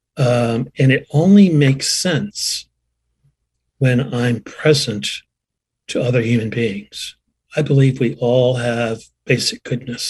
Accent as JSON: {"language": "English", "region": "Vermont", "country": "United States", "tie": "born or raised there", "moved": "as an adult", "said": "I returned to my hometown in Vermont, a community of about 800 people"}